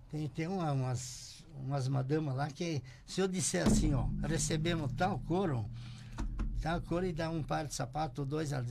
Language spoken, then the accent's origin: Portuguese; Charrua, Rio Grande do Sul, Brazil; now in Passo Fundo, Brazil; eu nasci em Charrua, Getúlio Vargas.